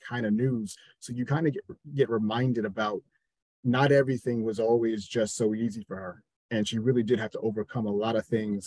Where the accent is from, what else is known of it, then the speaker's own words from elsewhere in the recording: New Jersey, United States; growing up in New Jersey, we had 106.7 Light